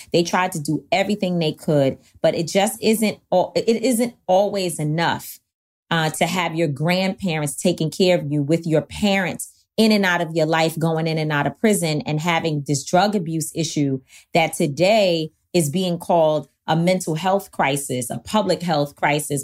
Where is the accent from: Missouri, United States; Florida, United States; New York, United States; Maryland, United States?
New York, United States; New York City; In Harlem, in Manhattanville Projects, on one hundred thirty-third Street and Old Broadway